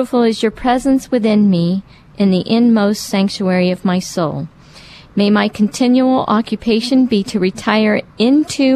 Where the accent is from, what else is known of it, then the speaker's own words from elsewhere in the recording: Harrisburg, Illinois, United States; my hometown of Harrisburg, Illinois